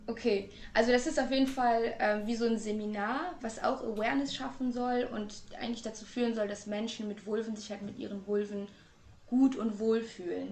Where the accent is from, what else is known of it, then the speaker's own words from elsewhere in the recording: Trier, Rhineland-Palatinate, Germany; now in Hamburg, Germany; Gebürtig komme ich eigentlich aus Trier, aber ich lebe in Hamburg